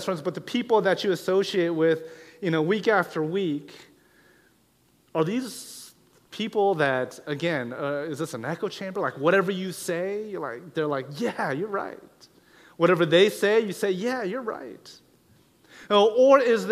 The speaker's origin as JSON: {"language": "English", "region": "Pacific Northwest", "country": "United States", "said": "I'm from the Pacific Northwest, the progressive, the liberal"}